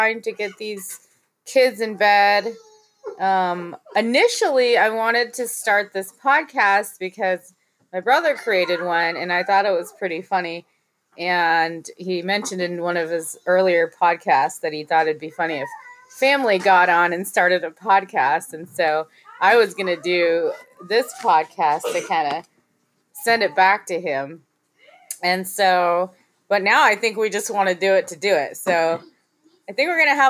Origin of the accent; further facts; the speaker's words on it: Central Coast, California, United States; Been on the Central Coast since junior high years